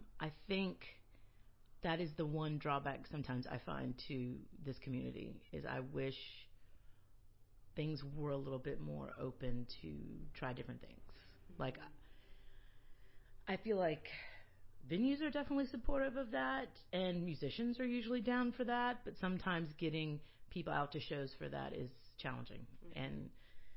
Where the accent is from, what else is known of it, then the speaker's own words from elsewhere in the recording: Moncks Corner, South Carolina, United States; also born or lived in New York / New Paltz, New York / New Orleans; now in Charleston, United States; I'm from Monk's Corner